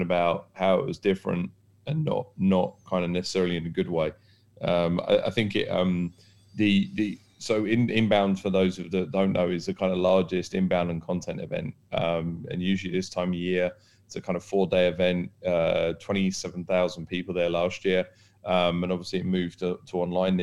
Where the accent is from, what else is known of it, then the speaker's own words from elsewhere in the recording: United Kingdom; now in Dubai, United Arab Emirates; being British